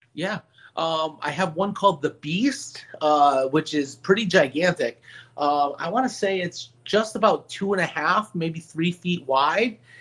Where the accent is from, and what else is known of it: Meriden, Connecticut, United States; born or raised there